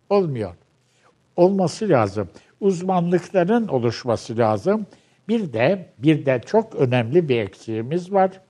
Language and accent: Turkish; Turkey; Ee, şimdi şöyle yaz, ben Türkçe benim ana dilim. Ee, Türkçe'de en iyi yazabileceğim en iyi dil Türkçe.